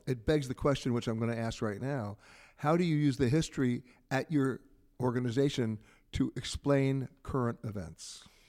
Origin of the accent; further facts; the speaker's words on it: New York City, New York, United States; born and raised in Manhattan